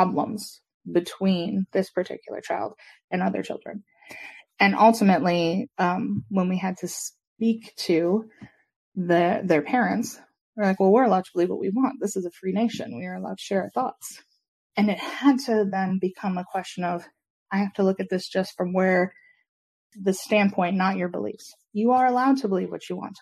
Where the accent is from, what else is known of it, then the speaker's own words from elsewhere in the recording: Michigan, United States; moved away as an adult; now in South Carolina, United States; I worked for the community I grew up in back in Michigan